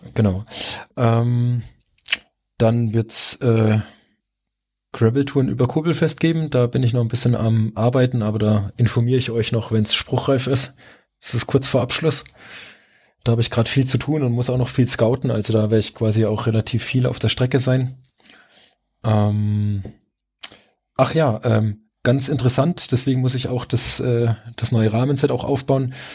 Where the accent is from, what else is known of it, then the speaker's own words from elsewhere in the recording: Rhön, Germany; also born or lived in Saarland / French-Luxembourg border area; now in Middle Franconia, Germany; weil es meine Heimat ist